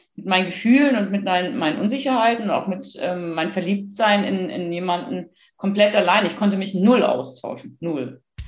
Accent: a small town in northern Germany, Germany; Ich bin in einer norddeutschen Kleinstadt aufgewachsen

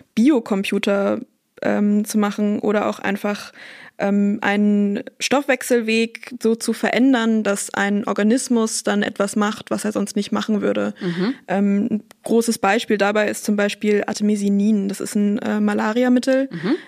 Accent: Bremen, Germany; moved away as an adult; now in Münster, Germany; Ich komme eigentlich aus Bremen und bin dann aber nach Münster gezogen zum Studieren

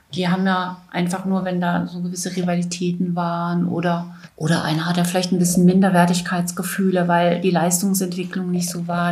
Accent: Weißenfels, Saxony-Anhalt, Germany; 1962 in Weißenfels in Sachsen-Anhalt geboren

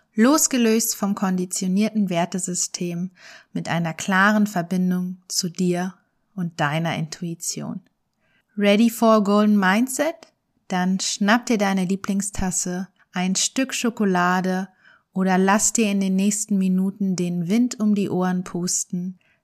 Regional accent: Germany; Wir sind in Deutschland aufgewachsen

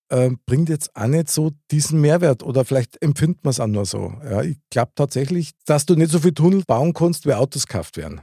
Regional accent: Munich, Bavaria, Germany; born or raised there

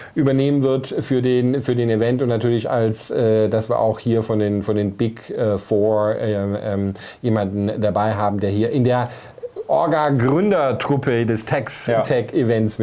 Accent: Germany; moved away as an adult; als ich dann vor fünf, sechs Jahren wieder hier in meine Heimat Deutschland zurückgekommen bin

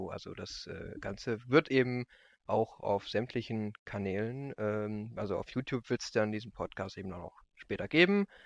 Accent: Lower Saxony, Germany; Ähm, ich komme aus, aus Landkreis Rotenburg-Wümme.

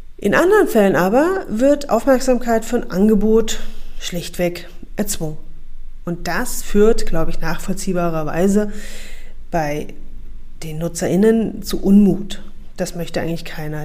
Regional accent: Saxony, Germany; moved away; Ich bin in Sachsen geboren und aufgewachsen und seit zehn Jahren wieder zurück in meine Heimat

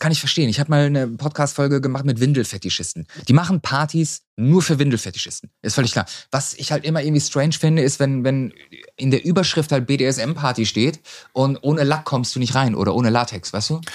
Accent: near Dortmund, North Rhine-Westphalia, Germany; Ich bin in der Nähe geboren

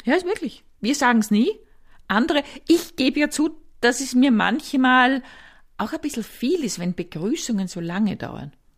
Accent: Upper Austria, Austria; moved away; ich komme aus Oberösterreich

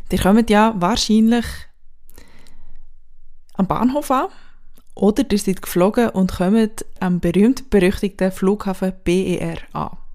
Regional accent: Switzerland; now in Berlin, Germany; heute mit einer Dienstleistung von mir als Schweizerin in Berlin

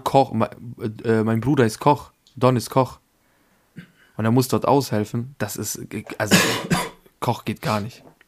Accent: Pristina, Kosovo; now in Austria; ich komme aus Pristin

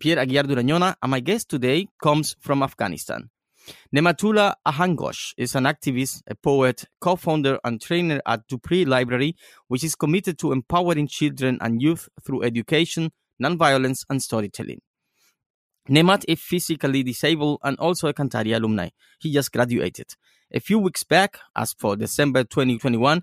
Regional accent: Cuba; now in Germany; I spent a few weeks in my homeland, Cuba.

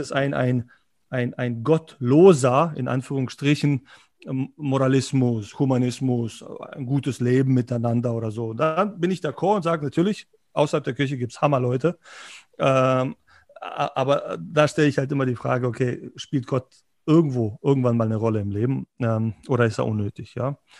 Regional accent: Berlin, Germany; moved away as an adult; also born or lived in former Yugoslavia; now in Munich, Germany; Ich bin, ich bin, Berliner

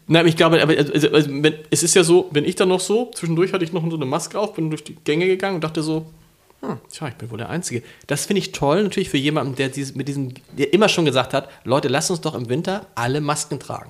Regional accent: Hamburg, Germany; in Harburg

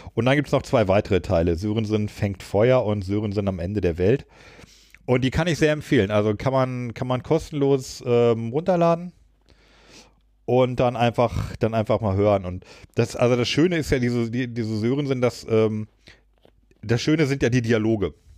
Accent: Burgwedel, Lower Saxony, Germany; meinem Heimatdorf Großburg-Wedel. Da kommt Rossmann her.

